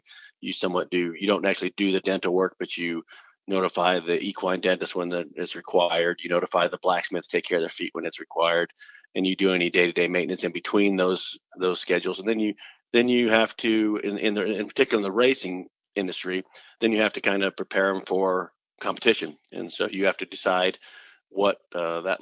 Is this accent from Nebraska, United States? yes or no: yes; Columbus, Nebraska, United States; moved away as an adult; also born or lived in Arizona; I grew up in Columbus, Nebraska, which is a small town of about 20,000